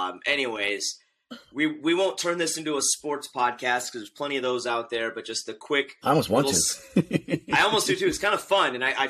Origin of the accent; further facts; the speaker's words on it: Bay Area, California, United States; growing up in the Bay Area